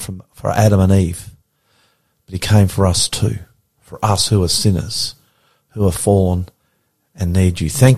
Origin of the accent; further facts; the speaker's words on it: Australia; I'm the Aussie pastor, and I love you.